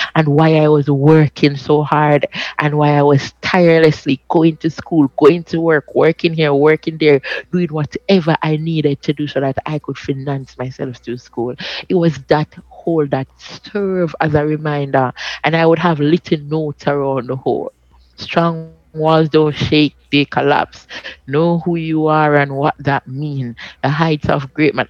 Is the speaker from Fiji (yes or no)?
no; Jamaica; I'm from Maxfield